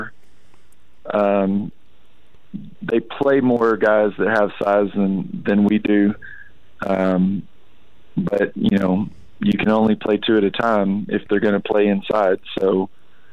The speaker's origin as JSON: {"language": "English", "town": "Angleton", "region": "Texas", "country": "United States", "moved": "yes", "lives_now": "Hooks, United States", "said": "I'm from Angleton, which is south of Houston"}